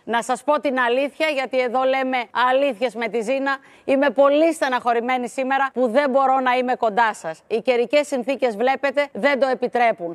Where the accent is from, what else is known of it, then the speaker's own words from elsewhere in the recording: Volos, Thessaly, Greece; moved away; κάθε φορά που έρχομαι στη γενέτειρά μου και τη βλέπω κάθε φορά διαφορετική και καλύτερη